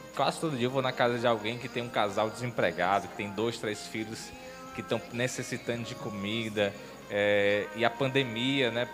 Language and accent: Portuguese; Maracanaú, Ceará, Brazil; now in Sobral, Brazil; eu sou de, de Maracanaú, que é a região metropolitana aqui de, de Fortaleza.